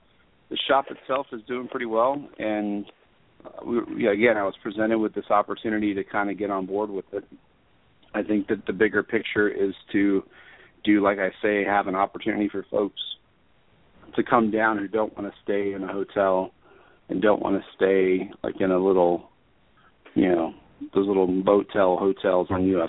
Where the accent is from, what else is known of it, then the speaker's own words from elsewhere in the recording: New York, United States; born there; I was born in Long Island, so yeah, I've experienced snowblowers before.